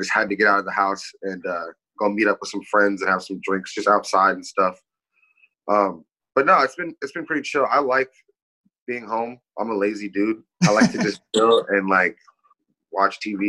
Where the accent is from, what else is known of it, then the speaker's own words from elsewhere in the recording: Kirkland, Washington, United States; also born or lived in Puget Sound / Renton; I was born in Kirkland also, but live in like pretty much all of Puget Sound.